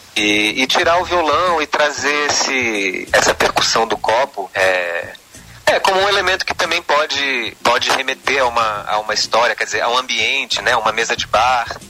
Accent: Brasília, Federal District, Brazil; moved away as an adult; also born or lived in Campinas; now in São Paulo, Brazil; Eu nasci em Brasília, sou filho de pais nortistas, meu pai é acriano, minha mãe é paraense. Uhum. É, Legal. Nasci, cresci em Brasília

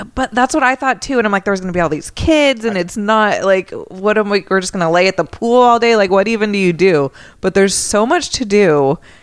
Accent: the Bay Area, California, United States; I'm from the Bay Area.

